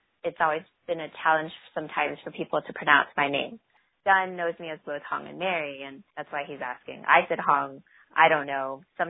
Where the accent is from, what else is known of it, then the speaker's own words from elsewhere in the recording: Vietnam; now in United States; I'm Vietnamese.